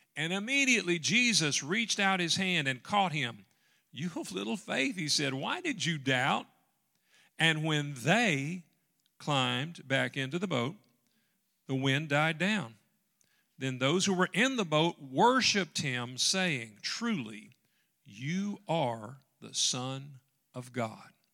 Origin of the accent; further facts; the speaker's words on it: Dyer, Tennessee, United States; moved away; also born or lived in Dyersburg, Tennessee; we grew up in Dyer, Tennessee